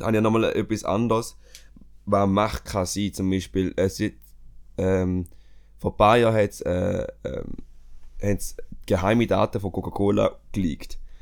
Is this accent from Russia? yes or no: no; Switzerland; bei uns in der Schweiz